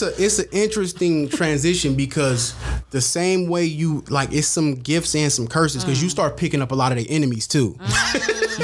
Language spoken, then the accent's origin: English; San Francisco, California, United States; now in Antioch, United States; I'm originally from San Francisco, California, but gentrification got my ass up out of there.